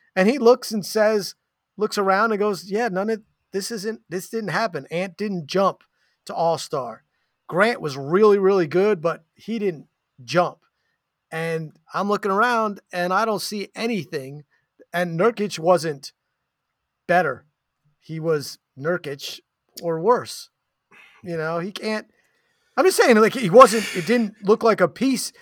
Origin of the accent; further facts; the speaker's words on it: New York, United States; moved away as an adult; now in Portland, United States; I'm a New Yorker.